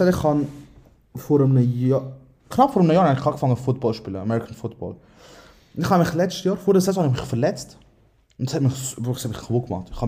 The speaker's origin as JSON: {"language": "German", "region": "Aargau", "country": "Switzerland", "tie": "born or raised there", "said": "Aargau. Lehre habe ich gemacht in Spreitenbach, also bin ich eh äh, komplett durcheinander."}